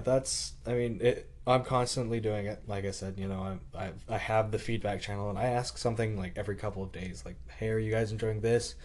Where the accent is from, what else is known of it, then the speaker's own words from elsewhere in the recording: Canada; being Canadian